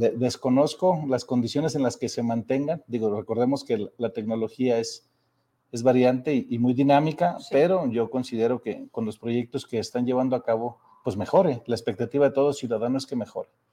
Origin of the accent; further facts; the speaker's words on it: Zacatecas, Mexico; Soy zacatecano